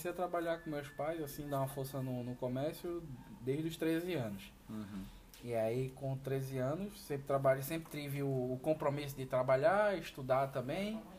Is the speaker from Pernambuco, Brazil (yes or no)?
yes; Olinda, Pernambuco, Brazil; also born or lived in Recife; Eu, como eu falei, nasci em Recife, morei minha vida toda em Olinda.